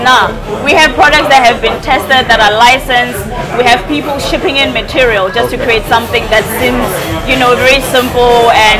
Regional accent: South Africa; moved away as an adult; also born or lived in United Arab Emirates; now in Dubai, United Arab Emirates; So I was born and raised in South Africa. And before I moved to the UAE, I literally never left the country.

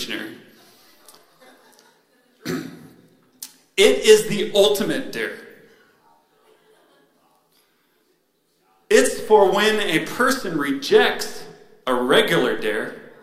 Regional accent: Spokane, Washington, United States; moved away as an adult; also born or lived in San Luis Obispo, California; now in San Diego, United States; I grew up in Spokane, Washington.

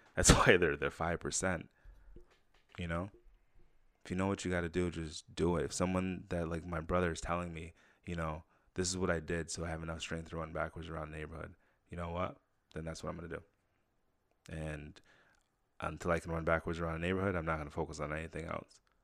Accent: Saratoga, United States; growing up in Saratoga.

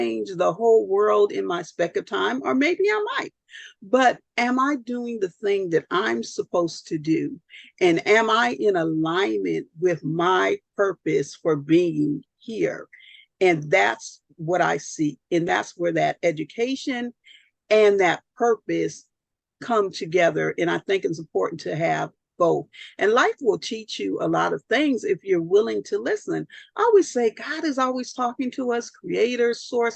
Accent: Southern California, United States; I'm from Southern California

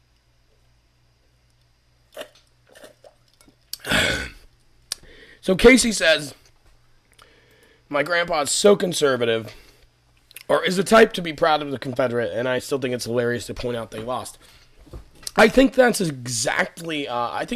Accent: Scotland, United Kingdom; I'm from Scotland

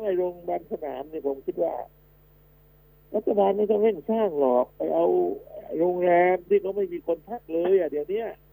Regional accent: Southern Thailand, Thailand; ผมเป็นคนภาคใต้ เป็นคนภาคใต้เลยนะเดี๋ยวนี้

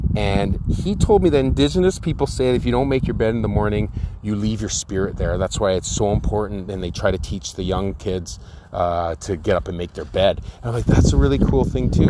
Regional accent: Victoria, British Columbia, Canada; growing up in Victoria.

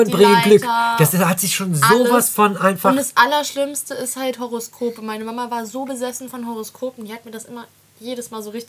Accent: Austria; Wir waren, also ich komme ja aus Österreich und wir waren dann bei Freunden.

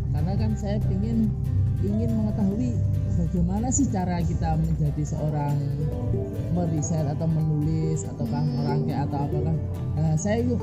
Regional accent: Genteng, East Java, Indonesia; Saya asli dari Banyuwangi, hmm. alamatnya

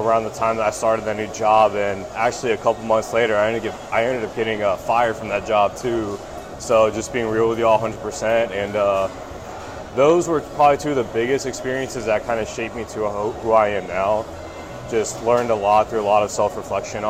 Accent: Tampa, Florida, United States; born and raised in Tampa, Florida. Went to high school down here

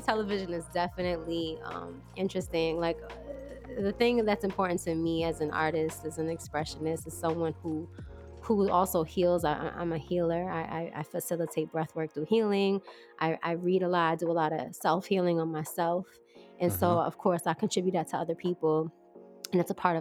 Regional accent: New York, United States; I'm from New York, and I trained in New York

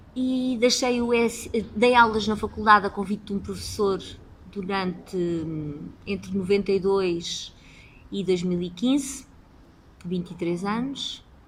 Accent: Lisbon, Portugal; Sou nascida e criada em Lisboa

